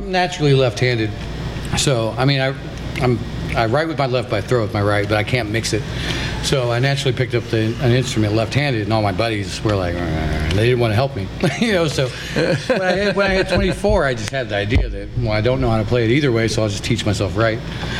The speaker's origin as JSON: {"language": "English", "town": "Mulberry", "region": "Indiana", "country": "United States", "tie": "born or raised there", "said": "Well, I moved all around a lot, but I'm from Mulberry. Kind of rural area, kind of 12 miles outside of town."}